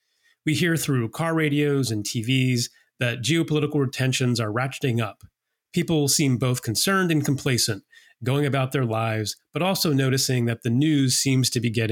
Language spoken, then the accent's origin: English; United States; as an American, I think I was in fifth or sixth grade